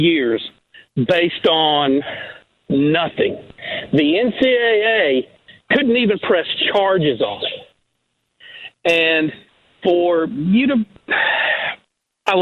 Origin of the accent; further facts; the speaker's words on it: Durham, North Carolina, United States; I'm from Durham.